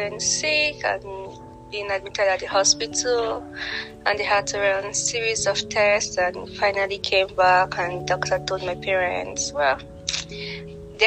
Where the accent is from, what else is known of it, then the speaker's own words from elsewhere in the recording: Nigeria; I am from Nigeria. I am based in Abuja.